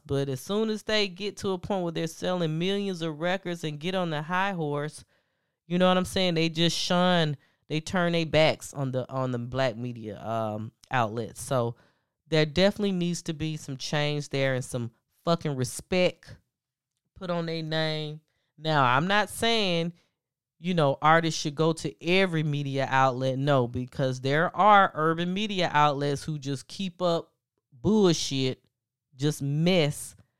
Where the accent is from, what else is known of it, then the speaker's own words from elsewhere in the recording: the South, United States; I'm from the South. you know, I come from the South